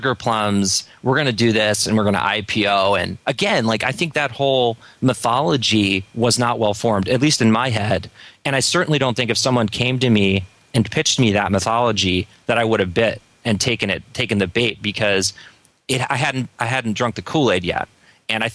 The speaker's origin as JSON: {"language": "English", "town": "Philadelphia", "region": "Pennsylvania", "country": "United States", "tie": "born or raised there", "said": "I got back to my hometown. I was raised in Northern Philadelphia area"}